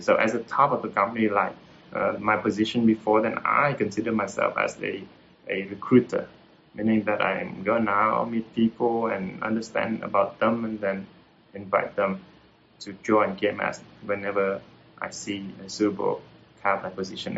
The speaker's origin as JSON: {"language": "English", "town": "Hue", "region": "Thua Thien Hue", "country": "Vietnam", "second_language": "English", "moved": "as an adult", "said": "I'm from Hue, uh, central uh, of Vietnam, then I'm here for the university and I'm stay here uh, to work"}